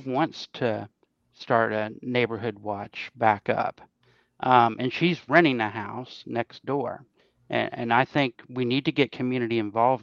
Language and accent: English; Parkersburg, West Virginia, United States; also born or lived in Laurel Creek, Wood County; I lived on Ellis Avenue, up behind Dirt Dog House